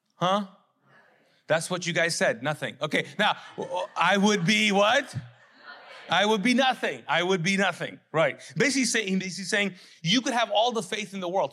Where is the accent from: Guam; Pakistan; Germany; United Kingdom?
Pakistan; I'm a Pakistani man